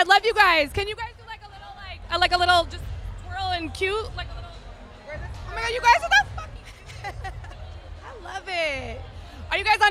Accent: California, United States; moved away; I'm from Cali.

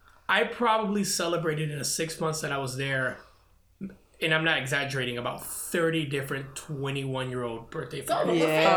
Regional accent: Naples, Florida, United States; moved away as an adult; now in Grand Rapids, United States; I grew up in Florida, and my dad was a cab driver

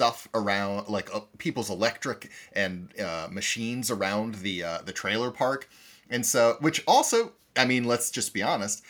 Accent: Iowa, United States; I grew up in Iowa.

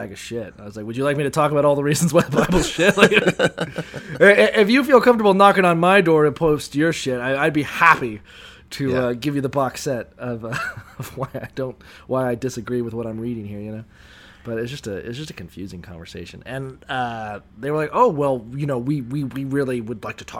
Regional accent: Niceville, Florida, United States; growing up in Niceville and thereabouts

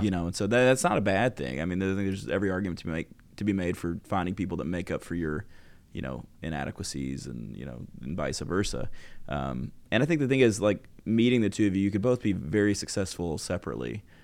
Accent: Arkansas, United States; I grew up in Arkansas, no dental school in Arkansas at the time

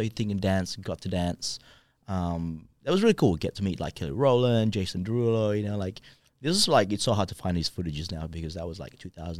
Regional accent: Australia; I'm like, yeah, we're b-boys. We're from Australia.

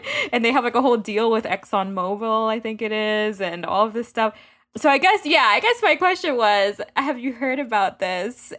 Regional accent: Miami, Florida, United States; where we grew up in Miami

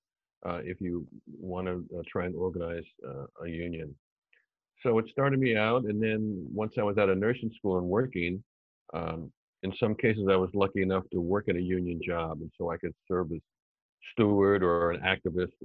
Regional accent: New York City, New York, United States; also born or lived in Ann Arbor, Michigan / St. Louis / Detroit / Philadelphia; I was born in Manhattan

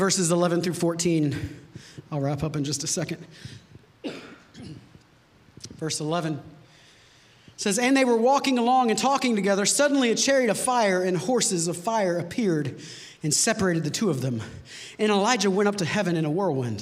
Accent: United States; because we're American Christians

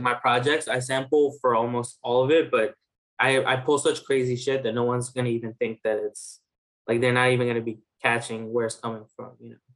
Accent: New York City, New York, United States; also born or lived in Bangladesh; I grew up in New York. Um, so I first uh, I'm from like Main Street Flushing

